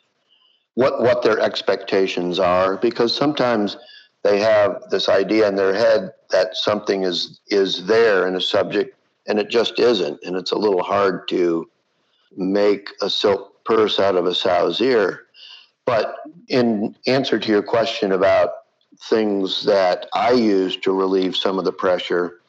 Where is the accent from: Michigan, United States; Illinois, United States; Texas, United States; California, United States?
Michigan, United States; Flint; moved away; my hometown of Flint, Michigan